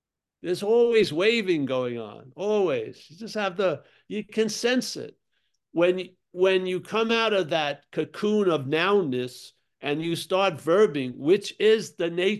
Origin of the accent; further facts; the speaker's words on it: Rockville Centre, New York, United States; I'm from Long Island